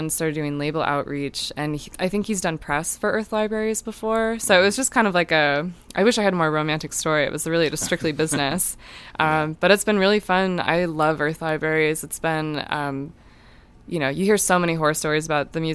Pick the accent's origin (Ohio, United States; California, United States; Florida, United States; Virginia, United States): Ohio, United States; Cleveland; now in Chicago, United States; I'm originally from Cleveland, actually, but I've lived in Chicago since 2013